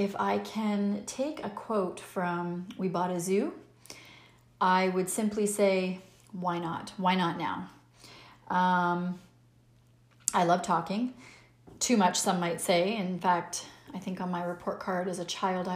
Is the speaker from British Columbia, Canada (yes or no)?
no; Pickering, Ontario, Canada; also born or lived in Montreal / Ottawa; I was born and raised in Pickering, Ontario, Canada